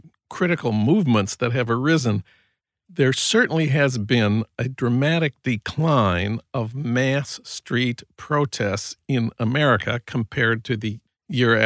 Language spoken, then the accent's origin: English; Saint Paul, Minnesota, United States; now in Los Angeles, United States; my hometown of St. Paul